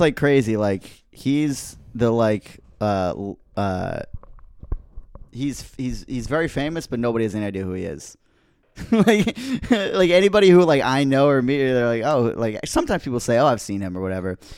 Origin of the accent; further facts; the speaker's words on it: Rhode Island, United States; moved away as an adult; now in New York City, United States; I was born here, but I grew up in Rhode Island.